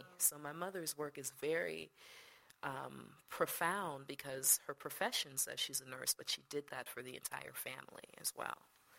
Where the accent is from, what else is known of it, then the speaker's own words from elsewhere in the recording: Jamaica; born there; No. Jamie was born in the States. My brother's born in the States. I was born in Jamaica.